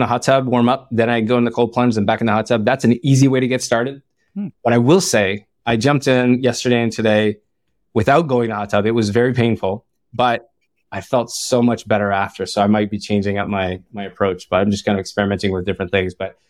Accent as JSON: {"language": "English", "town": "Ottawa", "region": "Ontario", "country": "Canada", "moved": "yes", "lives_now": "Bay Area, United States", "said": "I'm from Ottawa, and there's a lot of shawarma, Lebanese shawarma everywhere."}